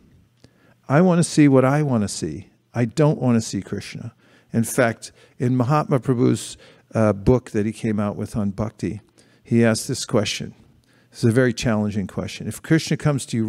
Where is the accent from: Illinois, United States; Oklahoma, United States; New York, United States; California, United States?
California, United States; San Francisco; the Gorni Thai I grew up with in San Francisco